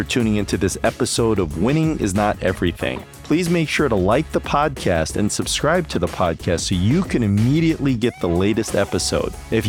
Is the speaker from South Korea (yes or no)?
yes; South Korea; now in United States; growing up in Korea, which is one of the most homogenized nations